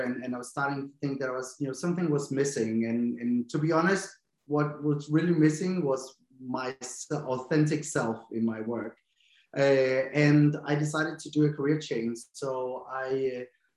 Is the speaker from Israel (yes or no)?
no; Denmark; English is a second language; moved away as an adult; also born or lived in London; I'm from Denmark, but I always tell myself my accent isn't very strong